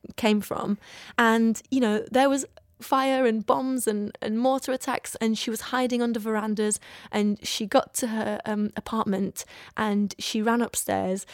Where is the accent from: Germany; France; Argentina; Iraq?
Iraq; moved away; what I grew up with in Iraq